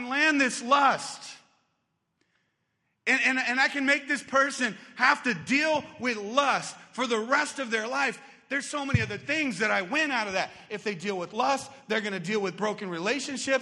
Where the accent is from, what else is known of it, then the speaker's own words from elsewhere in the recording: Arizona, United States; I grew up here in Arizona